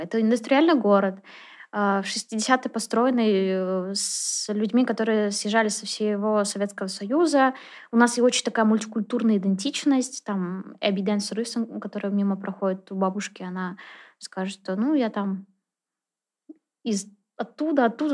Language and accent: Russian; Naberezhnye Chelny, Tatarstan, Russia; also born or lived in Kazan; человек, который родился, вырос э, в Челнах